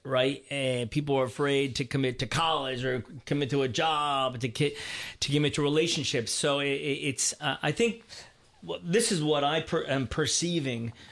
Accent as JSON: {"language": "English", "town": "Baltimore", "region": "Maryland", "country": "United States", "tie": "born or raised there", "said": "I was born and raised in Baltimore, Maryland, outside of Baltimore, Maryland."}